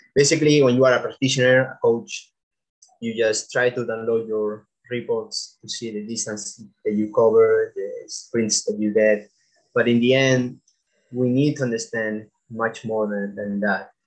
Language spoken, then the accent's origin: English; Almería, Andalusia, Spain; I studied the bachelor's degree in exercise and sports sciences at the University of Almeria, which is my hometown